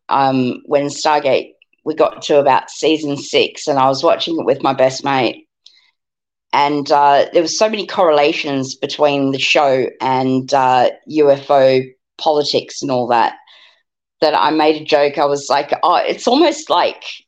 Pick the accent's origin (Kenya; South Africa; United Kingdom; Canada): South Africa; now in Australia; when I was growing up in South Africa